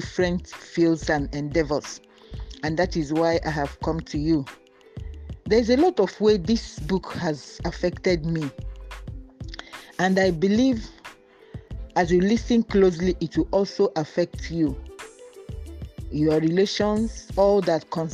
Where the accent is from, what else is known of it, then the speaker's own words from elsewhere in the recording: Nigeria; I am a Nigerian, an agric engineer.